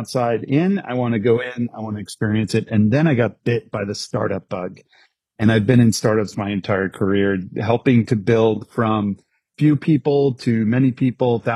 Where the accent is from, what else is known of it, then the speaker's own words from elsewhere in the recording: New York, United States; born and raised in New York.